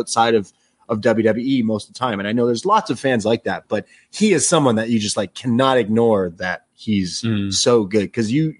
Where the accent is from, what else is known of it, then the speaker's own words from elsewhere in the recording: Canada; we're in Canada. I'm a Canadian boy